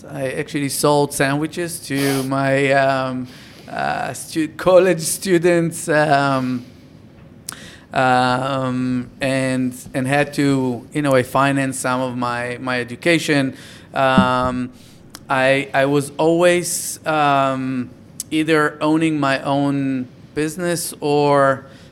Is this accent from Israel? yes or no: yes; Tel Aviv, Tel Aviv District, Israel; also born or lived in a moshav, Israel; I was raised in Tel Aviv.